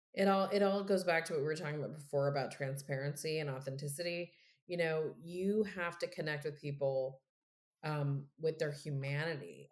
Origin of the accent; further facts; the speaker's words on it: Texas, United States; I'm from Texas